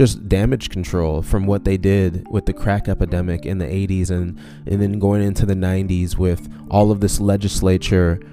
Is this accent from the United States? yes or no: yes; St. Paul, Minnesota, United States; I grew up in St. Paul, you know, and my parents had moved me to a suburb